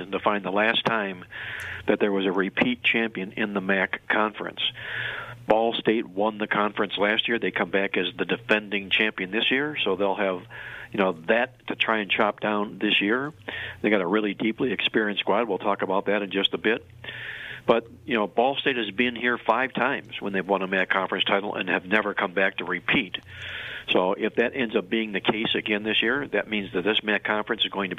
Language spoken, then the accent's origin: English; Cleveland, Ohio, United States; my hometown in Cleveland, Ohio